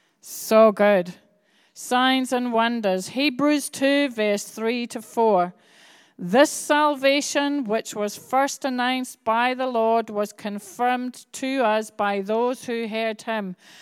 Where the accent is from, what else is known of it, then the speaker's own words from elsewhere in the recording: Bradford, Yorkshire and the Humber, United Kingdom; born there; I was born in Yorkshire. I was born in Bradford.